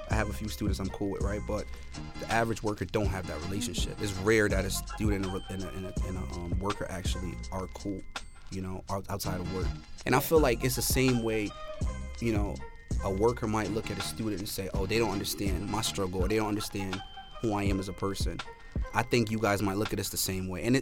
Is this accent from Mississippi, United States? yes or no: no; New Haven, Connecticut, United States; I think with us, um, like the New Haven residents, when we think of Yale, we think